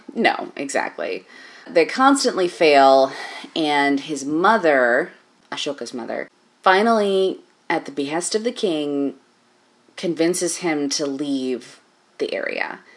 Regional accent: United States; as an American person

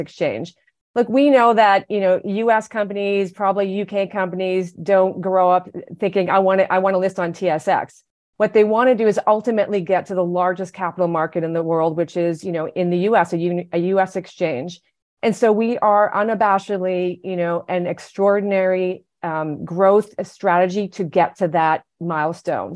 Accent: Canada; moved away as an adult; now in United States; I am Canadian, I've been living in the US for 10 years

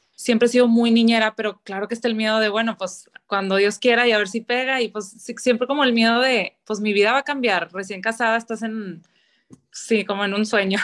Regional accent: Monterrey, Nuevo León, Mexico; toda la vida he vivido aquí en, Monterrey

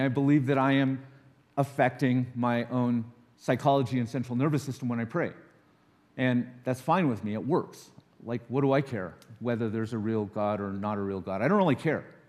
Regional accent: Los Alamos, New Mexico, United States; I grew up in Los Alamos

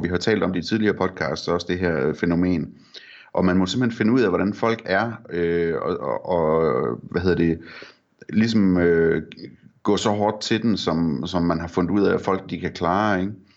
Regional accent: Vendsyssel, North Denmark Region, Denmark; jeg er fra Vendsyssel

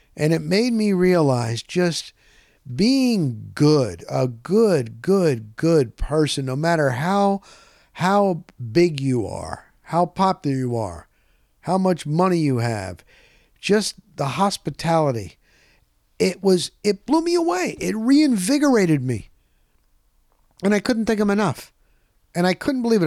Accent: Scranton, Pennsylvania, United States; now in Tampa, United States; I was born in Scranton, Pennsylvania.

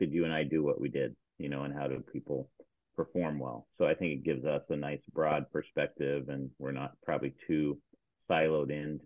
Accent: Seattle, Washington, United States; I grew up here in Seattle, Washington

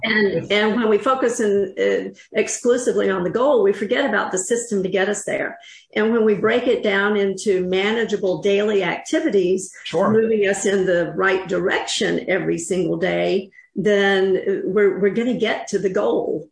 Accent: North Carolina, United States; I'm from North Carolina

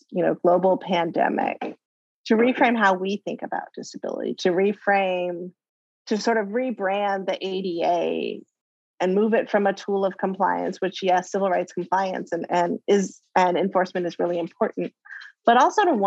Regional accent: Bay Area, California, United States; growing up in the Bay Area in the 80s, late 70s, early 80s

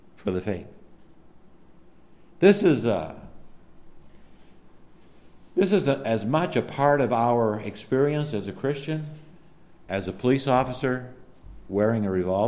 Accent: Allagash, Maine, United States; I was the only one from Allegash

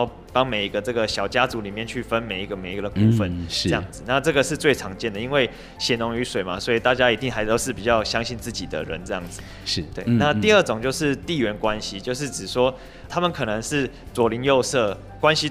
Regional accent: Penghu County, Taiwan; 因为澎湖这边的庙宇的密度也很密集嘛，所以就是可以在我们澎湖人这种信仰的也是非常之虔诚

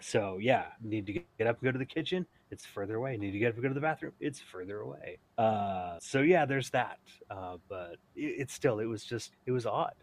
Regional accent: United States; also born or lived in San Jose, California; coming to it as an American

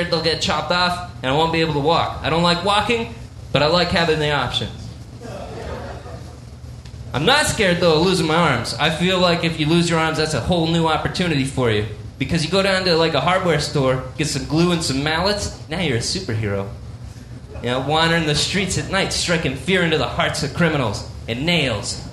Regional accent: Canada; I'm a Canadian

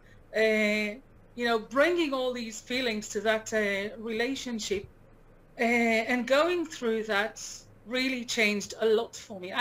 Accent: Jerusalem, Jerusalem District, Israel; moved away as an adult; also born or lived in Manchester, England; I was actually born here

